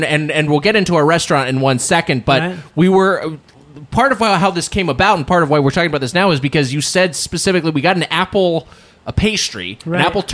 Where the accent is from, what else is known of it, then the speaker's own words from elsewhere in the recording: Southern California, United States; I'm from Southern California